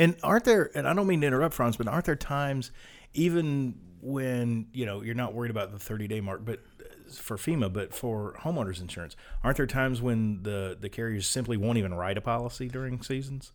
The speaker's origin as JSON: {"language": "English", "region": "Gulf South", "country": "United States", "said": "we're from the Gulf South"}